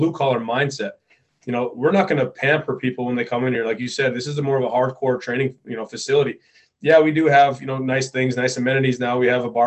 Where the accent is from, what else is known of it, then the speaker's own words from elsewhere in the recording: Upper Peninsula of Michigan, United States; this community, kind of where I grew up